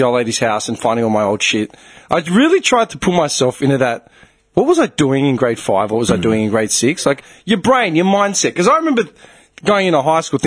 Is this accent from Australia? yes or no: yes; Australia; we're in Australia